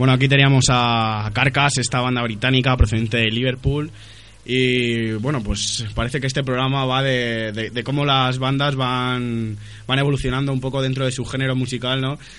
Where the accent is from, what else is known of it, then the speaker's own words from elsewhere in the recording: Madrid, Community of Madrid, Spain; Madrid con Z, por supuesto, como buen madrileño que soy.